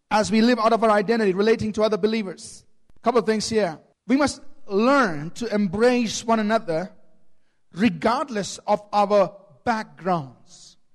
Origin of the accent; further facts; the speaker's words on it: Chennai, Tamil Nadu, India; born there; My, I was born in Chennai and my mother's from Tamil Nadu.